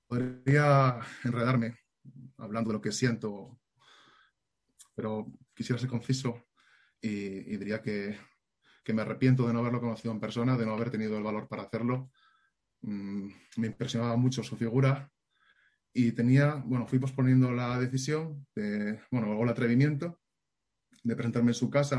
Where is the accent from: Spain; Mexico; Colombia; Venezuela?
Spain; Asturias; moved away; soy de Asturias